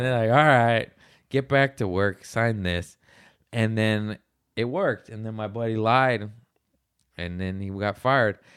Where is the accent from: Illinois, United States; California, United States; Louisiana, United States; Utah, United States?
California, United States; Torrance; we're both from Torrance